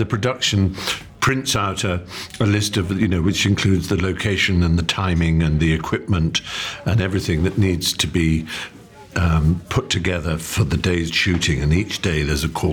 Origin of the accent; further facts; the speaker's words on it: England, United Kingdom; as an English